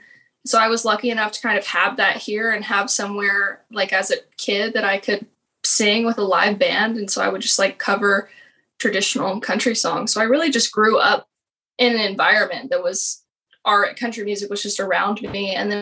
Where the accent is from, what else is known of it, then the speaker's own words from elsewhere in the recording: Texas, United States; moved away as an adult; now in Nashville, United States; I live in Nashville, obviously. I was born and raised in Texas. I'm in Fort Worth, Texas right now. It's flat. You can really see the whole entire sky.